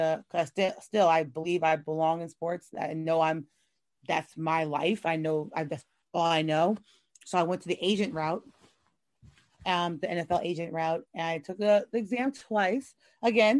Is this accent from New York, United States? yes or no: yes; New York, United States; moved away; I'm originally from New York. So my family was really heavy into our New York sports